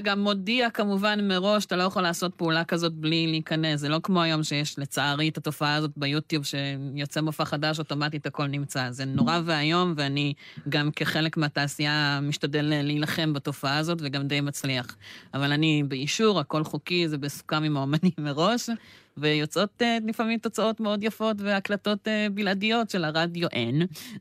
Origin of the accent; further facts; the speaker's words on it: Be'er Tuvia Regional Council, Southern District, Israel; אני תושב מועצה אזורית באר טוביה